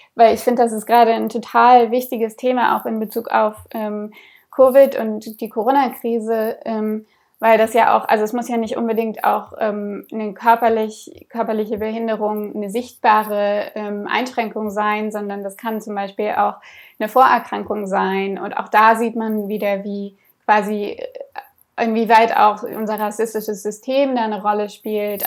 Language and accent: German; Berlin, Germany; Ich bin in Berlin aufgewachsen